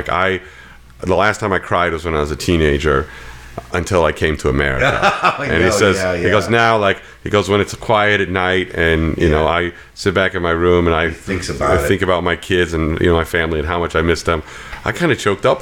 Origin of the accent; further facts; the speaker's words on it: United States; as an American